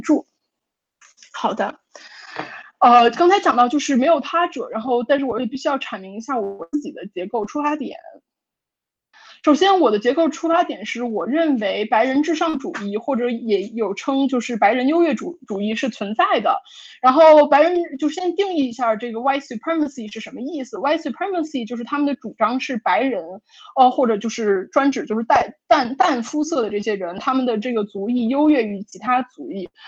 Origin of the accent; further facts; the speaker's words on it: Beijing, China; moved away as an adult; now in United States; 我是一个在一个北京中产家庭长大的一个小孩儿，然后我十八岁的时候来美国读本科